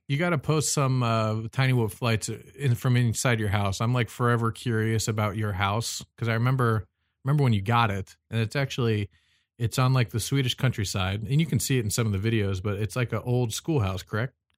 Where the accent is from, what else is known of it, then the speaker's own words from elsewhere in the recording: United States; I'm American